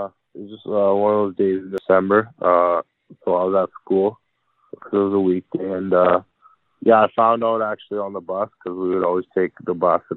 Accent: Chetwynd, British Columbia, Canada; I'm from a small town called Shelton, BC, and it's way up north in BC. And yeah, it's around Fort St. John and like Dawson Creek and all those little towns.

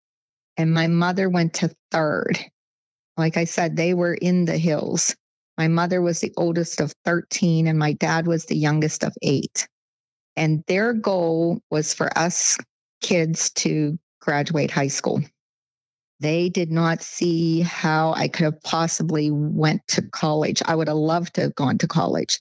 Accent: Moon Township, Pennsylvania, United States; also born or lived in Sewickley, Pennsylvania; I've always lived right around this area. I grew up in Moon Township, which had a Coriopolis address

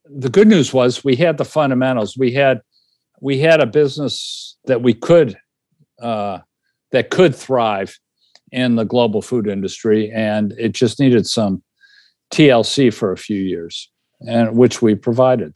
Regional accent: Illinois, United States; I grew up in Illinois

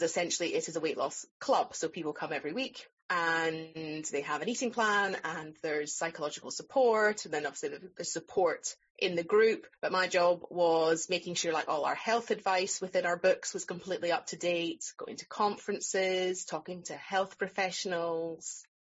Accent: Scotland, United Kingdom; accent: Scottish; moved away as an adult; also born or lived in England; I'm from here. I'm back in my hometown

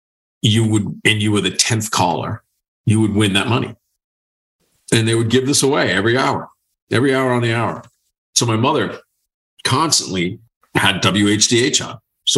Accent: Boston, Massachusetts, United States; So I grew up in Boston.

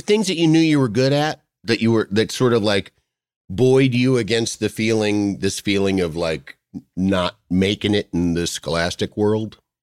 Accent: Yorkville, Illinois, United States; coming from Yorkville, Illinois, which is just suburban, you know, kinda rural slash suburban America, flat bean fields

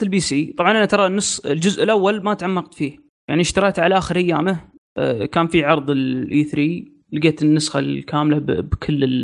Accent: Saudi Arabia; عندنا في السعوديه

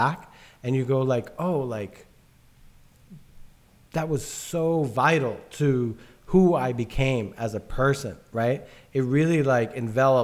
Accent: New York City, New York, United States; a kid from the South Bronx

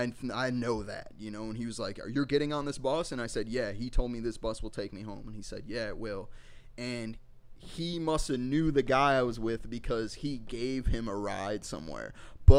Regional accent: Chicago, Illinois, United States; growing up in Mount Greenwood

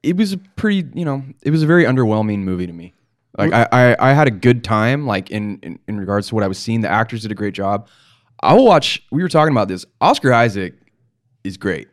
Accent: Palos Verdes, California, United States; I'm from Palos Verdes

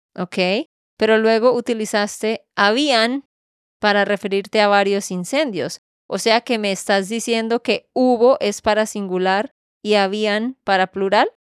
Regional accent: Santander, Colombia; de Santander, Colombia

